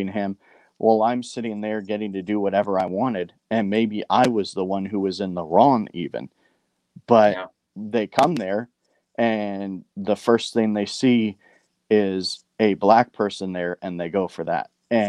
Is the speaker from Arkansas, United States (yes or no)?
no; Bellflower, California, United States; I grew up in Bellflower, California